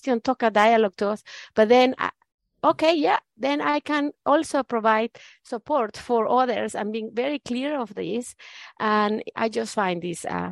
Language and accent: English; Mexico; English is a second language; moved away as an adult; now in New Zealand; I have been raised in Mexican Catholic family